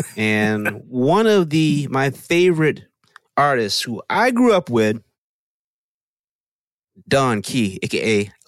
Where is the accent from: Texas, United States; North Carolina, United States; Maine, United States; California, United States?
Texas, United States; I am from Texas.